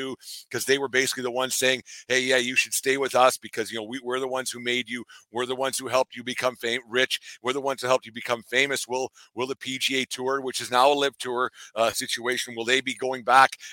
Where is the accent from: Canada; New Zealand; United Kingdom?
Canada; I'm just a Canadian guy down in my basement